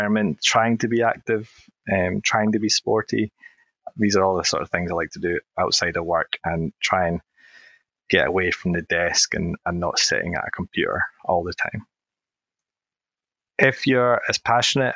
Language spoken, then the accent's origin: English; Oban, Scotland, United Kingdom; I did grow up, and I'm from Oban on the west coast of Scotland.